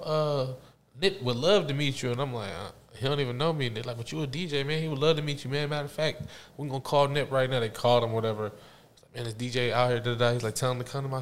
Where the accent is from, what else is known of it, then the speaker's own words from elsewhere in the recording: Pennsylvania, United States; now in Atlanta, United States; I'm from Pennsylvania, but yeah, I've been here since 98